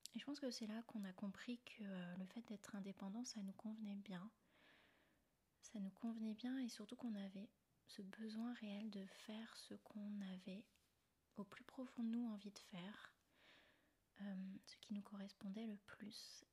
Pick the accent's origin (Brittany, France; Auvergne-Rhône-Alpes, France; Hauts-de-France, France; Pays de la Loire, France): Brittany, France; Rennes; moved away as an adult; also born or lived in China / Thailand / Austria / Canada; je suis originaire de Rennes, en Bretagne.